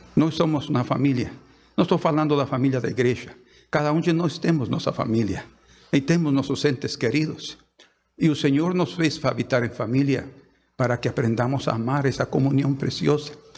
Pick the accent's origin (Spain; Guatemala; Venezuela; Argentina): Guatemala; moved away as an adult; now in Brazil; Yo soy, de Guatemala. Guatemalteco.